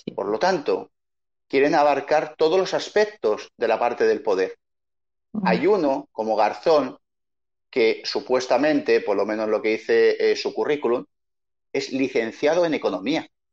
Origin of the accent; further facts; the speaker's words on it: Madrid, Community of Madrid, Spain; moved away as an adult; now in Chile; yo soy un madrileño, que llevo 20 años en Chile